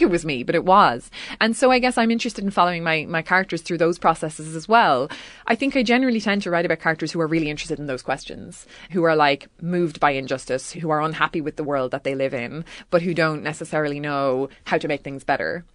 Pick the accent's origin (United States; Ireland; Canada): Ireland; County Mayo, Connacht; all from County Mayo, which is literally the same county where I'm from